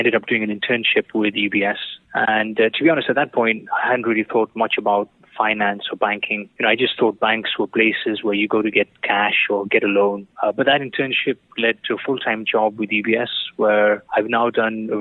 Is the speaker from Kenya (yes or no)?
yes; Nairobi, Kenya; moved away as an adult; also born or lived in Manchester, United Kingdom; I was born and brought up in Nairobi, Kenya